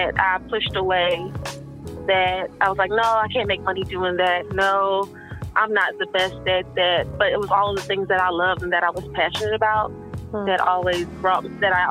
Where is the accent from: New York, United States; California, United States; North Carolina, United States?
North Carolina, United States; Winston-Salem; now in Philadelphia, United States; I grew up in Winston-Salem, North Carolina